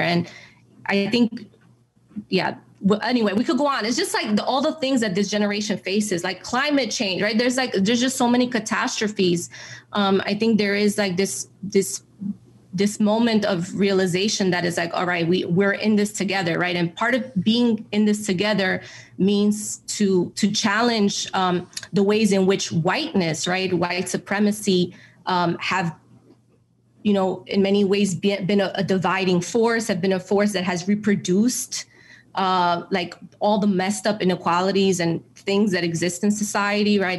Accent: New York City, New York, United States; moved away as an adult; So I grew up in New York City. I grew up in the Bronx

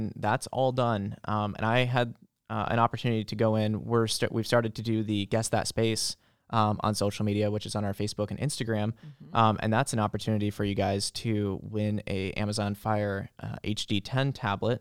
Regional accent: Boone, Iowa, United States; now in Marion, United States; I grew up in small town Boone, central Iowa

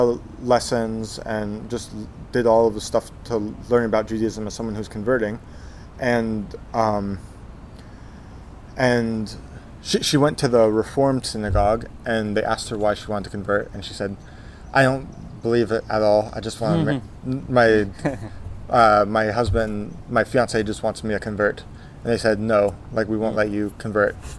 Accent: San Antonio, Texas, United States; I was born in San Antonio

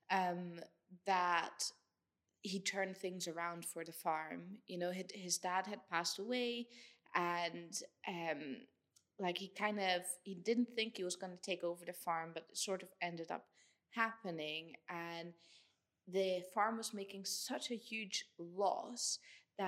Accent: Netherlands; now in Scotland, United Kingdom; I'm from the Netherlands

